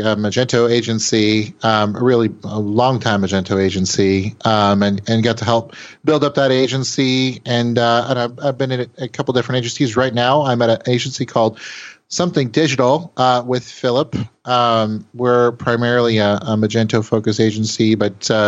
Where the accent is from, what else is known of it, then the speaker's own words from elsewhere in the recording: Seattle, Washington, United States; born and raised in the Seattle area